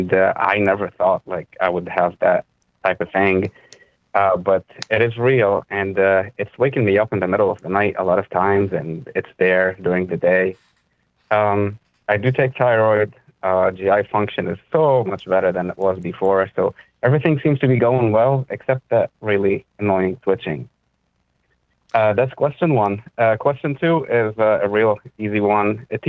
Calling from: Philadelphia, Pennsylvania, United States; I'm calling from Philadelphia.

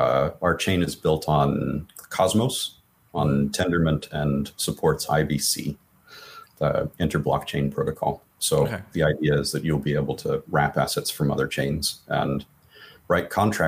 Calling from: San Francisco, California, United States; The San Francisco Bay Area, as okay. The cliche demands.

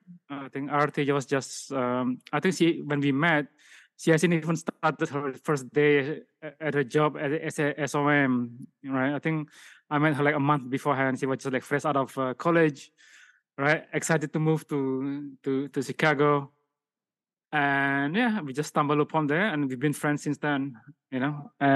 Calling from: Siwa, Matrouh, Egypt; I'm recording from Siwa, Egypt.

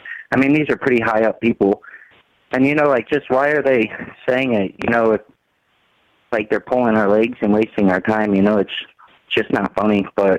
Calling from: Missouri, United States; I'm out of Missouri.

